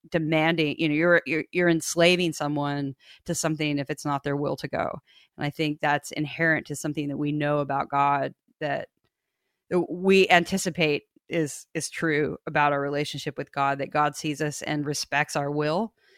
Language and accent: English; Kansas, United States; I grew up in Kansas